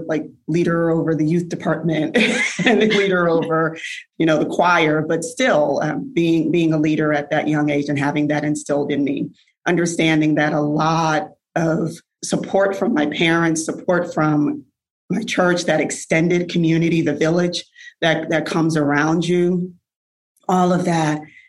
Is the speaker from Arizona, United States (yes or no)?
no; New Haven, Connecticut, United States; growing up in New Haven, Connecticut